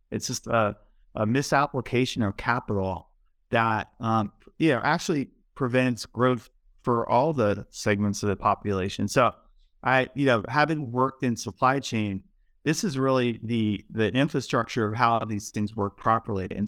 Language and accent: English; Baltimore, Maryland, United States; I, I grew up in Baltimore, and you know I lived there for a long time